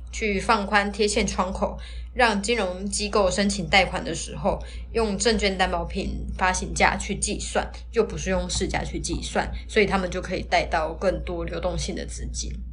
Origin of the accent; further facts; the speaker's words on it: Taiwan; 那我们台湾这边呢，